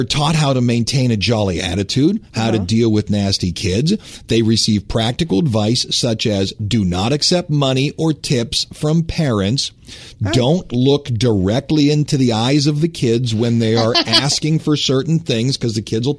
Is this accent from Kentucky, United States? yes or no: no; Cleveland, Ohio, United States; now in New Orleans, United States; I grew up in Cleveland. Snow was over our heads.